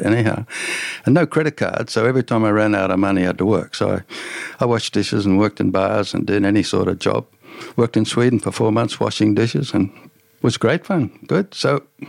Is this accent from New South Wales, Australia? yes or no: yes; Tamworth, New South Wales, Australia; moved away as an adult; also born or lived in Africa; I grew up in Tamworth, but it's Tamworth 20 times bigger now